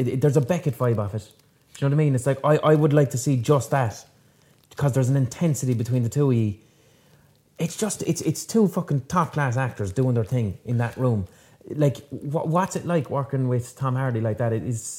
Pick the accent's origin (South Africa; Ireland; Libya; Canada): Ireland; I, as an Irish person, was raised with the narrative of the Brits did their thing in Ireland...